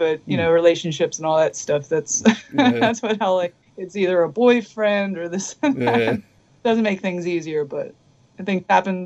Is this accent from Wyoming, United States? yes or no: no; Philadelphia, Pennsylvania, United States; moved away as an adult; now in Los Angeles, United States; I'm from Philly, and literally the music scene, it just didn't exist, you know. And when I was growing up, I was into like the thrash scene that was trying to stay together in Philly.